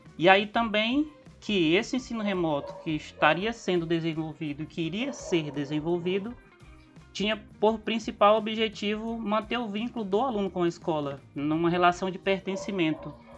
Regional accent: Rio Branco, Acre, Brazil; sou de Rio Branco Acre

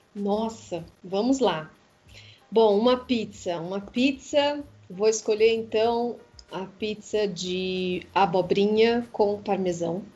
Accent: Poços de Caldas, Minas Gerais, Brazil; now in São Paulo, Brazil; A Poços de Caldas, que é a cidade onde eu nasci, é uma cidade montanhosa

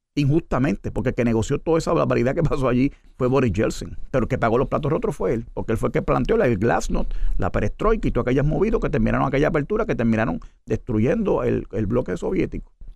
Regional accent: United States; yo soy americano

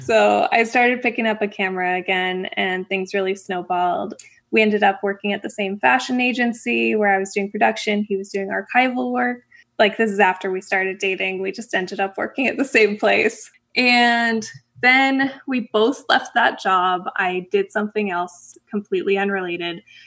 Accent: Canada; moved away as an adult; also born or lived in Florida; I'm originally from Canada

